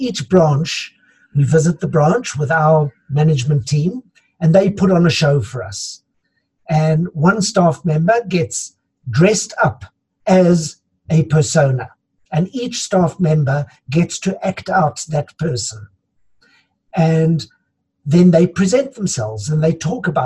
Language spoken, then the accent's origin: English; South Africa; we're also a country of immigrants. So I come from Dutch heritage.